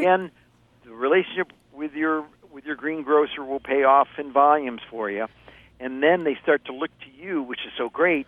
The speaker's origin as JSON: {"language": "English", "region": "Ohio", "country": "United States", "tie": "born or raised there", "moved": "yes", "said": "I grew up in Ohio"}